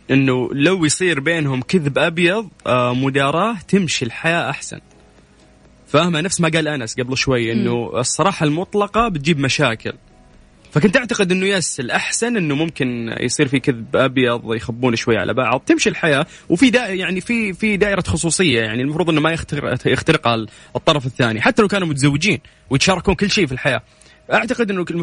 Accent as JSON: {"language": "Arabic", "town": "Jeddah", "region": "Makkah Province", "country": "Saudi Arabia", "said": "انا من جده"}